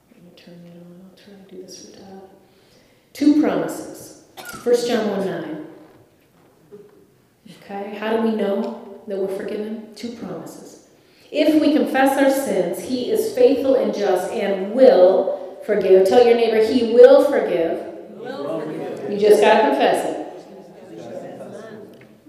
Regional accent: Ireland; I'm Irish

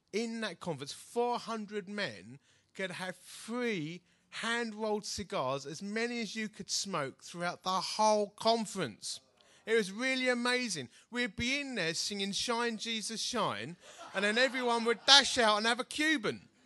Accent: United Kingdom; I'm such a British bloke

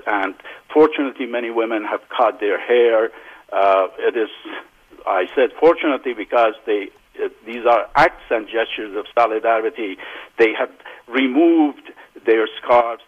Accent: Iran; moved away; in my hometown

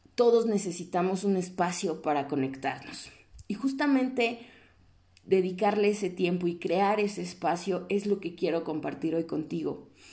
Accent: Mexico; como personas mexicanas con valores

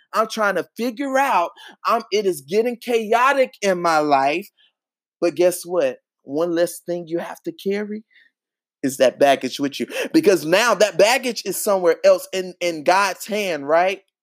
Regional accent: Charlotte, North Carolina, United States; I'm from Charlotte, North Carolina

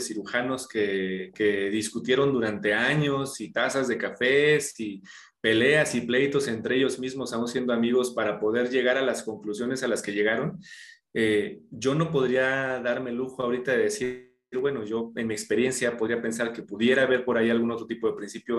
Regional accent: Mexico City, Mexico; yo nací aquí en la Ciudad de México

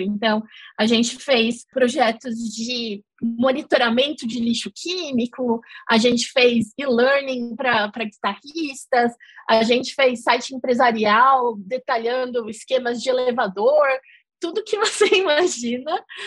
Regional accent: São Paulo, Brazil; moved away as an adult; also born or lived in Netherlands; now in London, United Kingdom; eu sou de São Paulo.

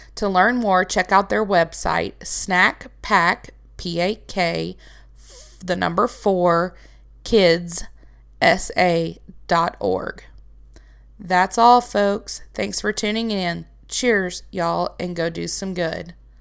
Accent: Arkansas, United States; I am from Arkansas

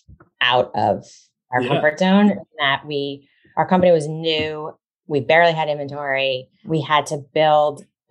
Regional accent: Wayland, Massachusetts, United States; also born or lived in Vermont; I grew up in the town of Wayland, which is where I happen to also live now

